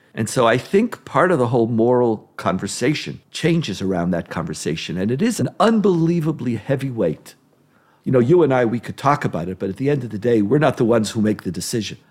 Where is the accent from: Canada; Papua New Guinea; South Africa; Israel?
Israel; I grew up in Israel where existential threats were part of what we lived with all the time